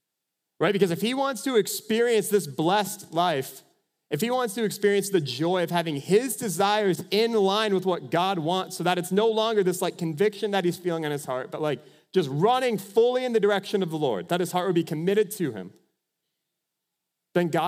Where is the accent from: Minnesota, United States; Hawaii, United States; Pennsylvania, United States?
Minnesota, United States; I'm from Minnesota